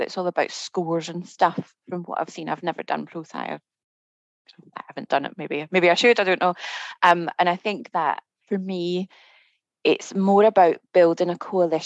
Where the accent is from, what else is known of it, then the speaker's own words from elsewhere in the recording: Scotland, United Kingdom; moved away as an adult; now in Milton Keynes, United Kingdom; Don't be confused by my accent. I'm Scottish